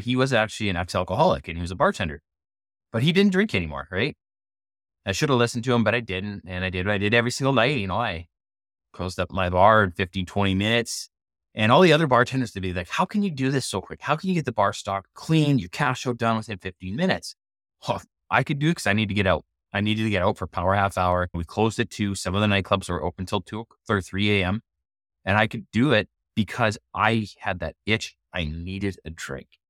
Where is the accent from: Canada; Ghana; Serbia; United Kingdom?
Canada; growing up in Canada, I was a hockey player growing up.